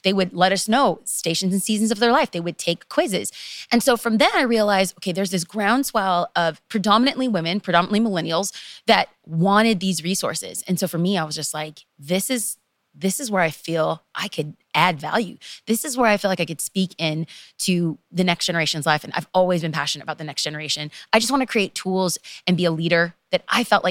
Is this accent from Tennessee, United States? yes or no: no; Los Angeles, California, United States; I am from Los Angeles, and to be specific, East Los Angeles, aka the ghetto.